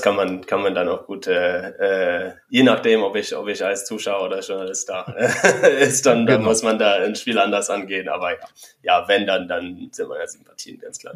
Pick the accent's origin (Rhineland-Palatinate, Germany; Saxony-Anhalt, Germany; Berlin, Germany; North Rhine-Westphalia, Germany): Berlin, Germany; ich bin als Berliner